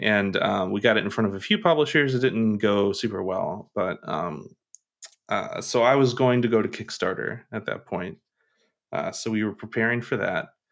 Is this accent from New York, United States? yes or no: no; Kentucky, United States; I'm from Kentucky, so, uh, e, even though I don't have, like, a huge accent